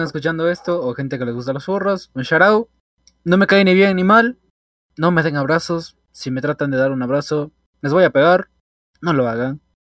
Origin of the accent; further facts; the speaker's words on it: Ecuador; el cincuenta, cuarenta por ciento de los ecuatorianos hacemos eso